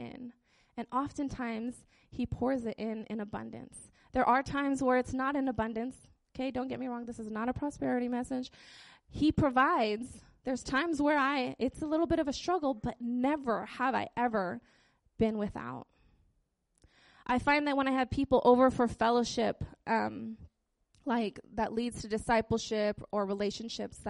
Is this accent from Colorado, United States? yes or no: no; Utqiagvik, Alaska, United States; Growing up in Barrow, there was a church van that would, like, drive around town and pick up all the hood rat kids